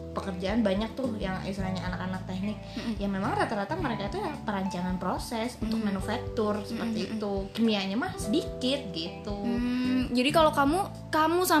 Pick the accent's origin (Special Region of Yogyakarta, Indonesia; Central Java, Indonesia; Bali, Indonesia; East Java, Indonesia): Bali, Indonesia; born there; saya lahir di Bali, terus sering main ke sana.